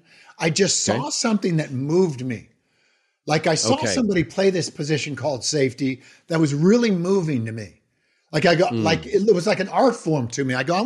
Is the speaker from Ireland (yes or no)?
yes; Ireland; I'm Irish.